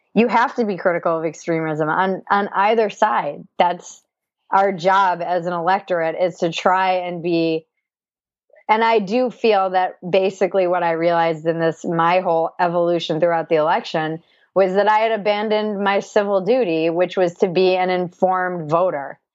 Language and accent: English; East Coast, Rhode Island, United States; I come from the East Coast